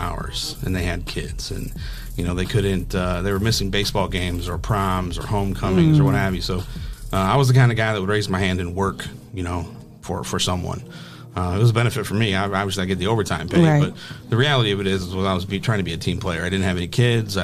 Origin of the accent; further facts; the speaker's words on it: Toledo, Ohio, United States; I'm born and raised in Toledo, LaGrange